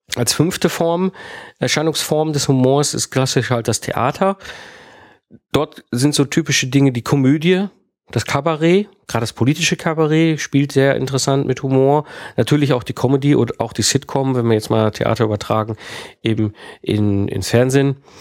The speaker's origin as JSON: {"language": "German", "country": "Germany", "also_born_or_lived": "France", "said": "als deutscher Speaker zum Beispiel nach Frankreich gehe und ich habe dort ja auch eine Zeit lang gelebt in Frankreich"}